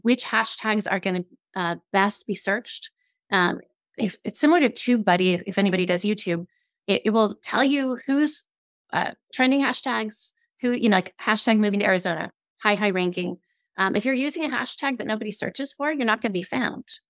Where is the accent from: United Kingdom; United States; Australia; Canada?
United Kingdom; Scotland; now I'm I'm Scottish